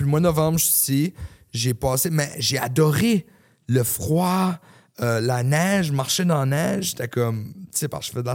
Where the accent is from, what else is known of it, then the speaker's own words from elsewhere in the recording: New Brunswick, Canada; moved away as an adult; now in Los Angeles, United States; Ma famille est au Nouveau-Brunswick. je viens du Nouveau-Brunswick.